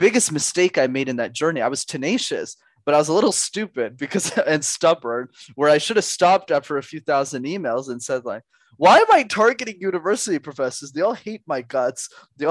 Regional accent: Canada; I was born in Canada

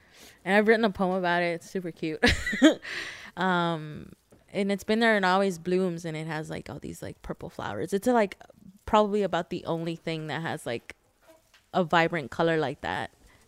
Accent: Los Angeles, California, United States; I'm a student, poet, artist, lover, friend. And I'm from Los Angeles.

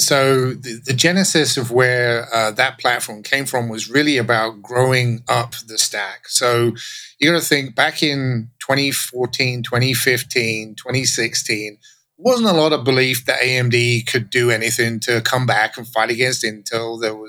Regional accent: England, United Kingdom; now in Texas, United States; So if my accent sounds funny, that's because I grew up in England and now I live in Texas, and no one can tell where I'm from anymore.

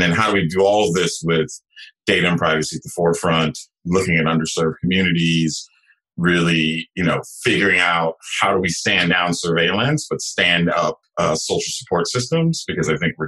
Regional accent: San Jose, California, United States; I grew up in San Jose, California.

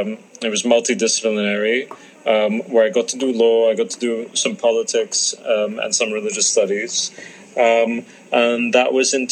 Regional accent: London, United Kingdom; also born or lived in Cairo, Egypt / Abu Dhabi, United Arab Emirates; I split my upbringing between the Arab world and the UK, so between London, Cairo, and Abu Dhabi.

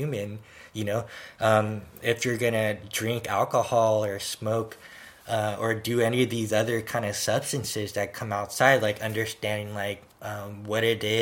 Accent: San Francisco, California, United States; I also lived in an area where we had earthquakes in San Francisco. So we had those, like, you know, drills where, you know, the emergency siren would go off and we'd go under our desk

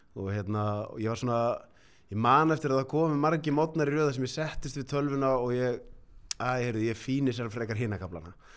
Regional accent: Reykjavík, Capital Region, Iceland; ólst upp á Grettiskutunni fyrst ah. þannig að það var bara í miðbænum

